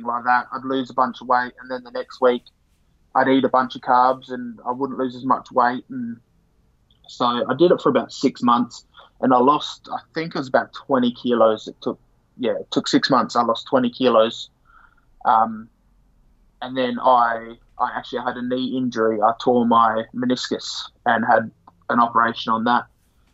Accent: Adelaide, South Australia, Australia; I'm from Adelaide. I'm 27 years old. Been in Adelaide all my life. I've never actually left South Australia. Born, raised here.

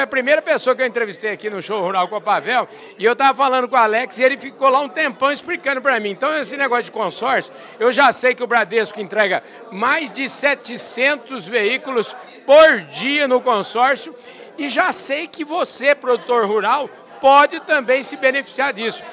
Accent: Porangaba, São Paulo, Brazil; João Cariello, que é um conterrâneo meu, porque eu sou de Porangaba

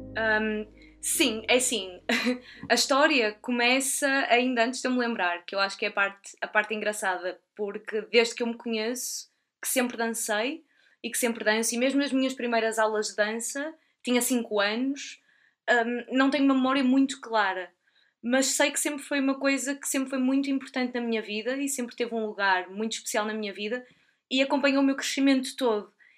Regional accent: Portugal; also born or lived in United Kingdom; eu sou portuguesa, trabalho em Portugal

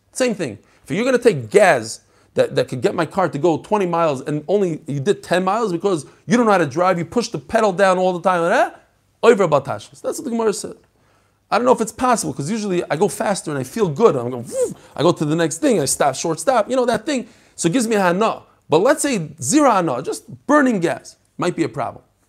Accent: New York, United States; I grew up in New York. I learned how to drive in New York

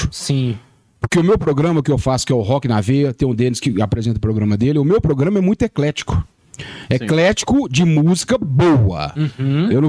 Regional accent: Minas Gerais, Brazil; Eu sou brazuca, velho. Brazuca. Hum. Eu sou Brasil. Ultimamente eu tenho sido mineiro. 100% Brasil. Eu tenho sido mineiro.

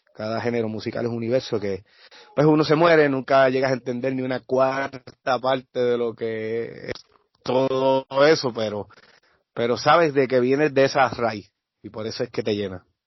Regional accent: Naranjito, Puerto Rico; de mi pueblo naranjito

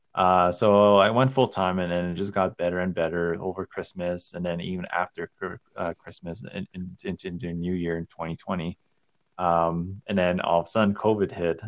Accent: Calgary, Alberta, Canada; also born or lived in Montreal; I grew up here in Calgary.

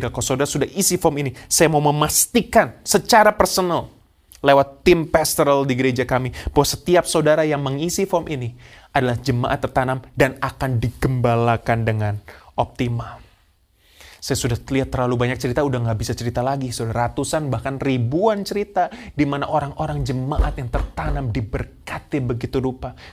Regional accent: Surabaya, East Java, Indonesia; now in Perth, Australia; Yaitu saya pindah kota dari Surabaya saya saya dulu adalah jemaat tertanam dari saya lahir eh, dari saya ke pindah Surabaya jemaat tertanam gereja lokal saya gereja Bethel Tabernacle Kristus Pengasih

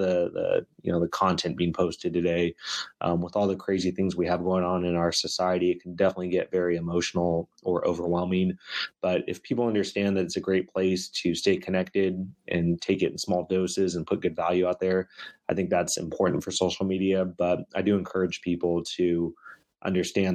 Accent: Sacramento, California, United States; being from and in Sacramento

